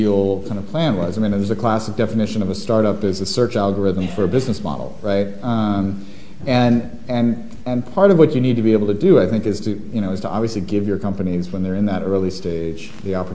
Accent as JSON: {"language": "English", "town": "Washington", "region": "District of Columbia", "country": "United States", "tie": "born or raised there", "said": "D.C., my hometown"}